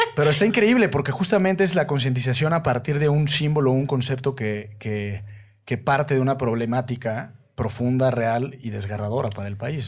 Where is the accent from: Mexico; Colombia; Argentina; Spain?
Mexico; en una sociedad como la mexicana, en donde aunque podemos ser, digamos, muy cosméticamente cristianos